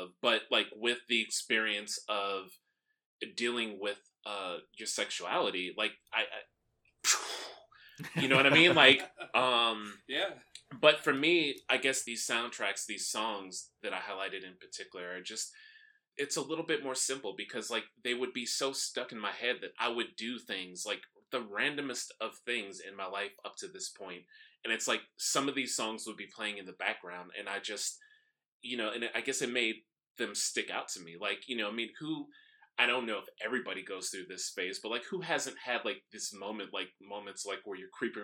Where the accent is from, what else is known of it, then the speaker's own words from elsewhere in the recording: Chicago, Illinois, United States; I'm from Chicago.